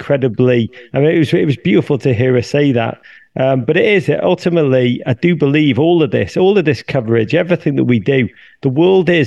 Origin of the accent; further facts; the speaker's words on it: Liverpool, North West England, United Kingdom; moved away as an adult; now in United States; I come from Liverpool.